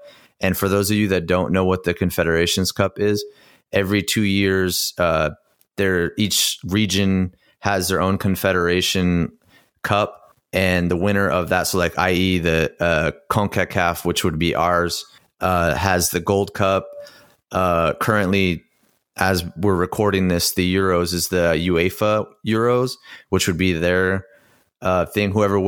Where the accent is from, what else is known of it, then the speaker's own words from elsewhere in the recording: United States; talking to people and growing up in the United States